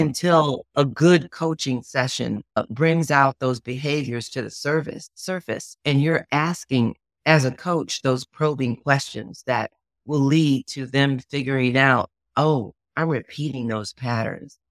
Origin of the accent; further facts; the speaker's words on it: Chicago, Illinois, United States; now in Kansas City, United States; I was born and raised in Chicago, Illinois